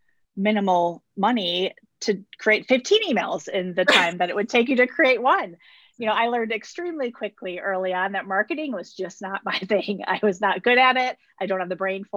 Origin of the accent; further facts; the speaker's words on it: Wisconsin, United States; I was born and raised in Wisconsin.